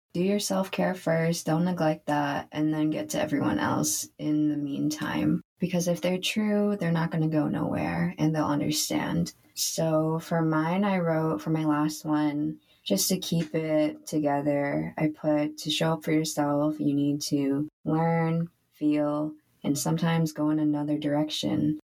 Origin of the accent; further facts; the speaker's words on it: United States; growing up as first generation American